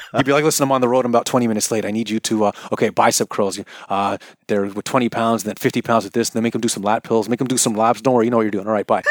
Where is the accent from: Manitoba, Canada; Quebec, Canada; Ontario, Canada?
Ontario, Canada; Toronto; also born or lived in Kansas / Scarborough; Technically, I'm from North York